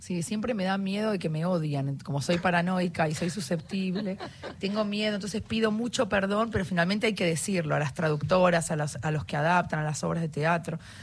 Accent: Argentina; somos tres argentinos

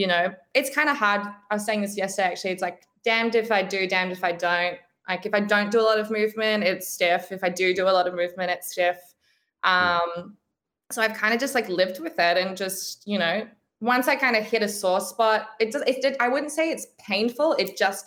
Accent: Brisbane, Queensland, Australia; I'm from Brisbane. So I like, that's kind of home

